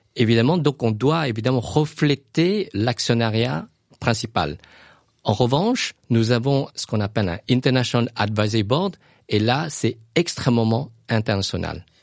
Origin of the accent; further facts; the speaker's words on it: Luang Prabang, Luang Prabang Province, Laos; now in France; ma ville natale, le Luang Prabang